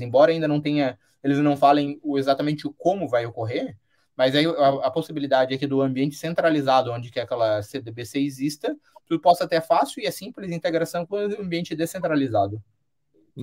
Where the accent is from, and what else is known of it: Brazil